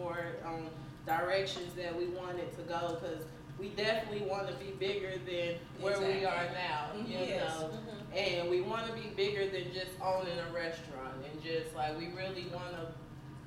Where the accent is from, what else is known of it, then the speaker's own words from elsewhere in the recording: the South, United States; we was raised in the South